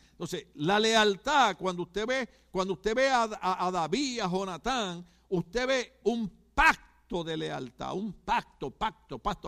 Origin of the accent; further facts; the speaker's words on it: Puerto Rico; moved away; como yo soy puertorriqueño